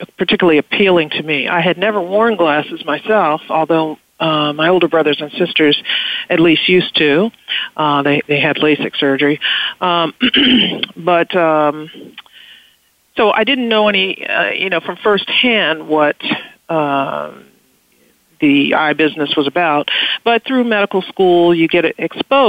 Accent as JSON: {"language": "English", "town": "Washington", "region": "District of Columbia", "country": "United States", "tie": "born or raised there", "also_born_or_lived": "Connecticut / Michigan", "moved": "as an adult", "said": "I grew up in Washington, D.C., in fact, the youngest of six children"}